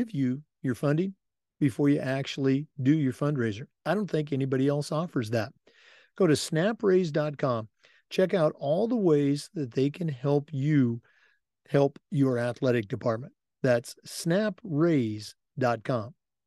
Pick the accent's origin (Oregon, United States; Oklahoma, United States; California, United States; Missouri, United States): Oregon, United States; being born and raised in Oregon, growing up an Oregon Duck fan